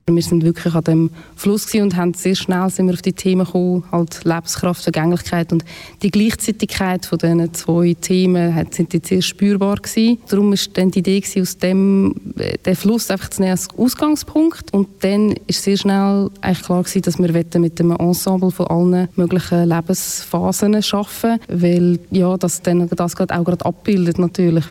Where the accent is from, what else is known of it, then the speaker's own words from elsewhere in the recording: near Aarau, Aargau, Switzerland; ich bin in der Nähe von Aarau aufgewachsen